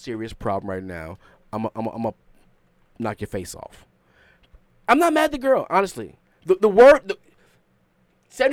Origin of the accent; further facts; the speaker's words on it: New York City, New York, United States; I'm from Queens. We raised differently.